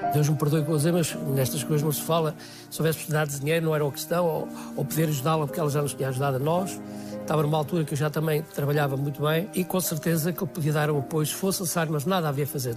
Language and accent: Portuguese; Guarda, Centro, Portugal; moved away as an adult; also born or lived in France; eu sou da Guarda